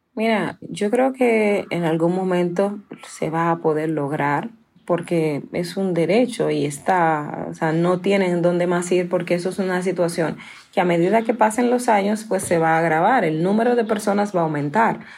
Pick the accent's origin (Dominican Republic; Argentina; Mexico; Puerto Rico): Dominican Republic; Yo nací en un batey en la República Dominicana, es batey 8